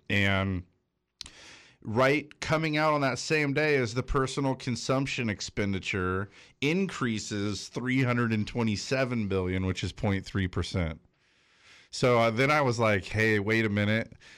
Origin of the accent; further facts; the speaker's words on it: Big Bear, California, United States; moved away as an adult; now in North County, United States; I grew up in Big Bear